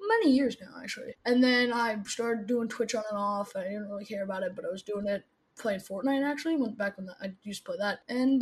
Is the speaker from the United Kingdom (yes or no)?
no; Toronto, Ontario, Canada; I am from Toronto, Canada, born and raised